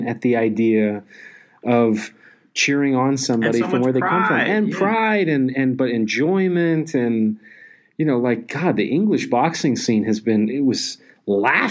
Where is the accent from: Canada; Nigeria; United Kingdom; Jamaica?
Canada; now in United States; as a Canadian